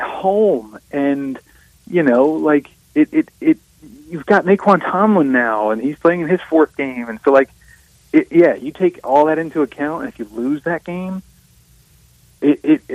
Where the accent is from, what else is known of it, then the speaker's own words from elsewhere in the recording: South Mississippi, United States; I'm from South Mississippi